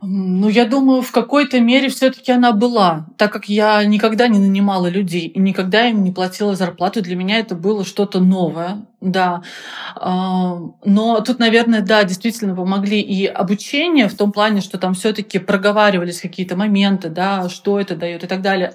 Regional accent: Penza, Penza Oblast, Russia; Я, кстати, из Пензы

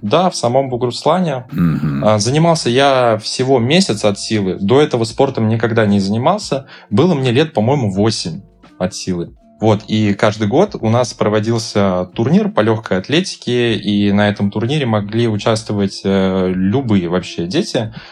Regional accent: Buguruslan, Orenburg Oblast, Russia; moved away; Я не так давно был в своем родном городе

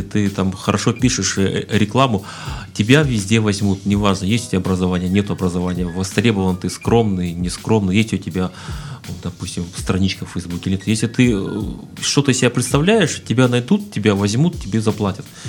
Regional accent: Siberia, Russia; moved away; also born or lived in Kuban; у меня род, предки из Кубани, я сам родился в Сибири

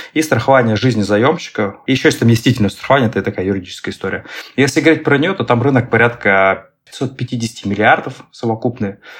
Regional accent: Saint Petersburg, Russia; я предприниматель а, из Санкт-Петербурга

